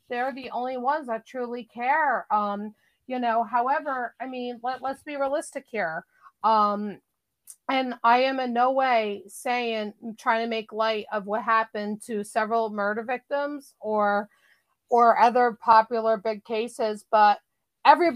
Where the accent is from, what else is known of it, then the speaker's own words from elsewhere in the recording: New Jersey, United States; I'm from New Jersey